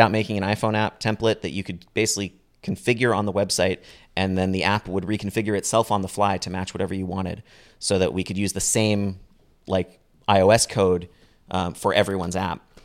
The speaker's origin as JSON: {"language": "English", "area": "Bay Area", "region": "California", "country": "United States", "tie": "born or raised there", "said": "growing up in the Bay Area"}